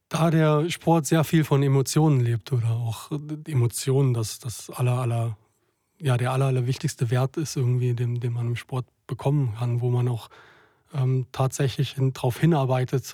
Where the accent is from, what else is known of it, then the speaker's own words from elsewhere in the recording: home village near Trier, Rhineland-Palatinate, Germany; mein Heimatdorf und wo meine ganze Familie verwurzelt ist, ähm, nicht weit weg hier, hier von Trier